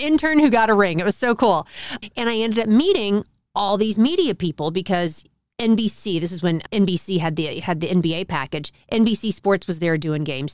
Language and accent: English; Dallas, Texas, United States; I grew up in Dallas